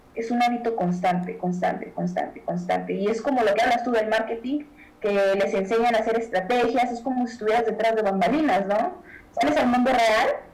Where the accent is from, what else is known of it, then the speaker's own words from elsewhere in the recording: Mexico; nosotros como mexicanos